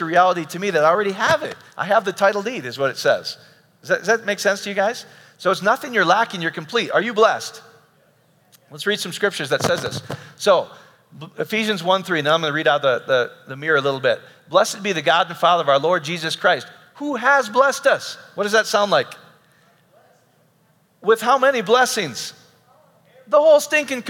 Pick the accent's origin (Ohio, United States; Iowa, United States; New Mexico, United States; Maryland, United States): Iowa, United States; I grew up in Iowa.